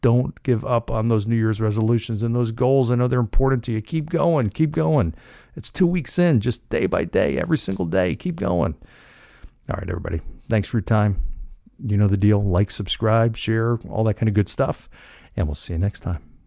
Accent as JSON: {"language": "English", "town": "Cranford", "region": "New Jersey", "country": "United States", "tie": "born or raised there", "moved": "yes", "said": "my hometown of Cranford, New Jersey, where I, where I grew up, spent most of my life"}